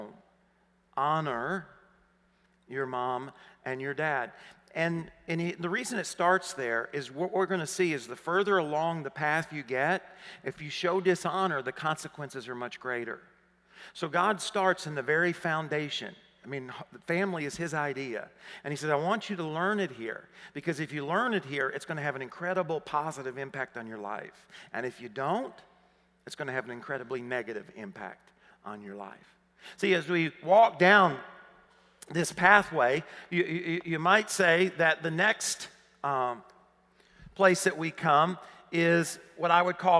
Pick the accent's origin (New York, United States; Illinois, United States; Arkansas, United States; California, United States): Arkansas, United States; accent: southern; moved away as an adult; I grew up in Arkansas. And I assumed she was hearing my southern accent.